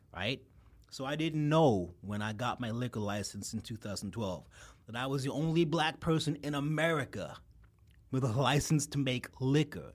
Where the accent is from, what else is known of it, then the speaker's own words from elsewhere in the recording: New York City, New York, United States; also born or lived in Brooklyn; I'm a native son. I grew up in Queens.